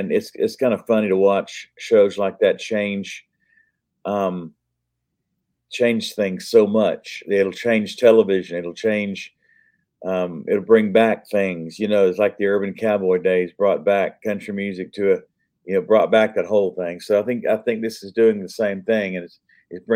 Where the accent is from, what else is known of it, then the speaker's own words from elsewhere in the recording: Ocala, Florida, United States; my hometown of Ocala, Florida